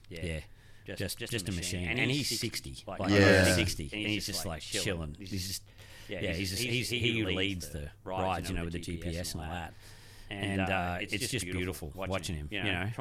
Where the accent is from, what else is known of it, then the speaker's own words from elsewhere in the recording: Cairns, Queensland, Australia; so we grew up in Cairns, so we'd done Cape York a bunch of times as kids.